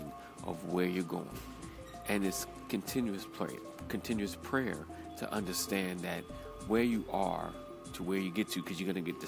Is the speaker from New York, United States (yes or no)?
yes; New York, United States; accent: New York; my New York accent